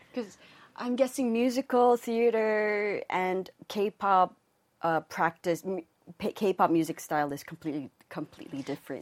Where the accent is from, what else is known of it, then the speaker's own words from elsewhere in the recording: Hong Kong; moved away; I grew up in Hong Kong.